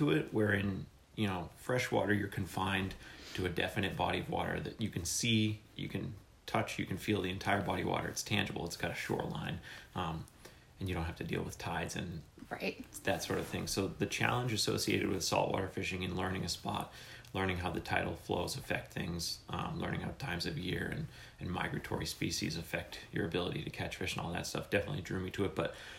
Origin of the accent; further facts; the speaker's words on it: Harwich, Massachusetts, United States; also born or lived in Orleans, Massachusetts; So I grew up in Harwich until we were 16 when we moved to Orleans. And growing up on the Cape, fishing is like in your blood. You know, it's the Cape, it's named after a codfish.